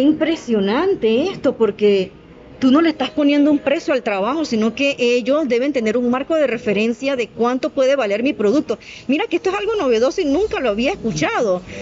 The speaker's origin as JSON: {"language": "Spanish", "town": "Panama City", "region": "Panamá", "country": "Panama", "also_born_or_lived": "Alto Boquete, Chiriquí", "moved": "as an adult", "lives_now": "Boquete, Panama", "said": "nosotros somos de la ciudad de Panamá, nosotros no somos chiricanos"}